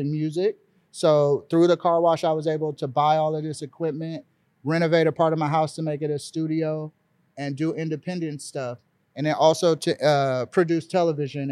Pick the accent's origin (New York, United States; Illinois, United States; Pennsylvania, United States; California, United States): California, United States; Los Angeles; I was raised in South Central LA.